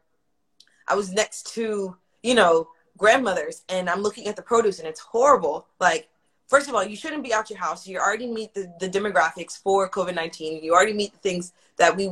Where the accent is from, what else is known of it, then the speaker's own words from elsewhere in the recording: Pearland, Texas, United States; the same street that I live on now is the same street I grew up on in Pearland